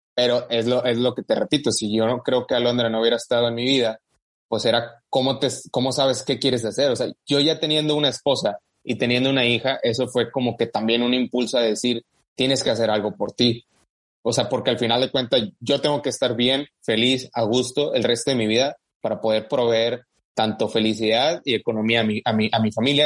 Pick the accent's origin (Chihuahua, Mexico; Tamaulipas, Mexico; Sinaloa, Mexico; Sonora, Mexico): Tamaulipas, Mexico; Matamoros; moved away as an adult; now in United States; aún no nacido en México, pero pues al final de cuentas soy criado en, México, ¿verdad? Específicamente en Matamoros, Tamaulipas.